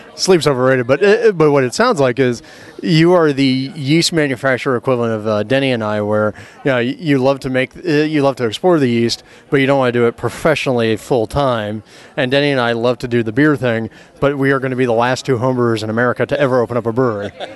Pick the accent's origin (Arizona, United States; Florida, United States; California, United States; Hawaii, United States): California, United States; Pasadena; my hometown of Pasadena